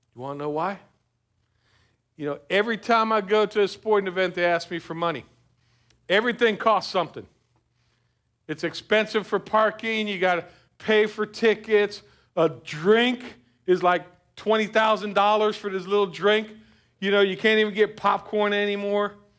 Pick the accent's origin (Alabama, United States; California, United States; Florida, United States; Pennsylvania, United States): Florida, United States; South; I grew up in South Florida